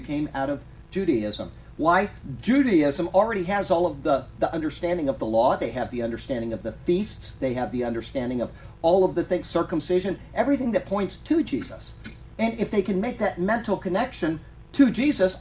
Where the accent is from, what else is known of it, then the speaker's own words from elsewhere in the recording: Sarasota, Florida, United States; I grew up in Sarasota, Florida here